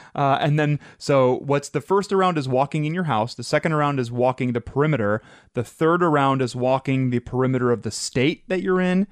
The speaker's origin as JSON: {"language": "English", "town": "Madison", "region": "Ohio", "country": "United States", "tie": "born or raised there", "said": "we grew up in Madison, Ohio"}